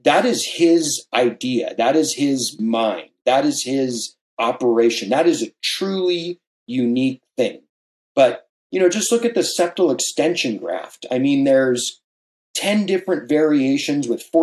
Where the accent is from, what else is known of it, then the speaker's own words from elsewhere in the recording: San Clemente, California, United States; also born or lived in Hawaii; I grew up here in Southern California and also in Hawaii. And the town I grew up in is very well known for surfing. It's called San Clemente